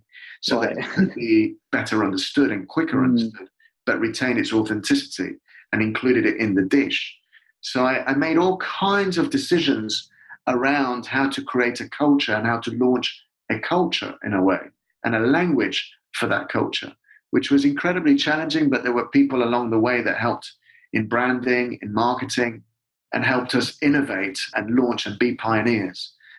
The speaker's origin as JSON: {"language": "English", "country": "United Kingdom", "said": "as a person who'd come from, who has a dual nationality. Well, I'm just British, but has it culturally from two different places, who passionately loves the UK and Britain"}